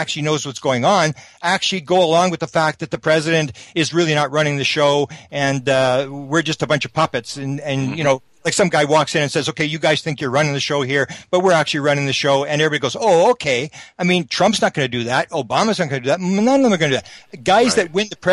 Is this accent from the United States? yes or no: no; Canada; I'm a Canadian